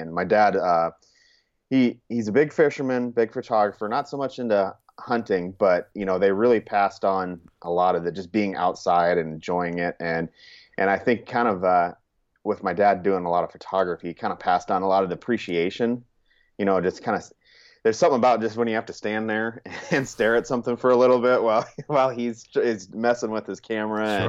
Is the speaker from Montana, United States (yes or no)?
yes; Churchill, Montana, United States; also born or lived in California; now in Sioux Falls, United States; I was actually born in California, but my mom was originally from Montana. So after about nine years, we moved to Montana, and that's essentially kind of where you know if somebody asked me where did I grow up, I kind of say I say Montana.